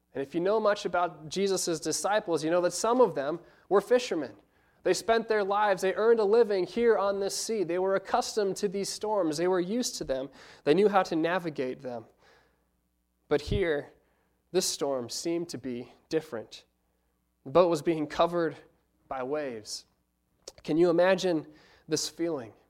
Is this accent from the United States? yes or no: yes; United States; being American college students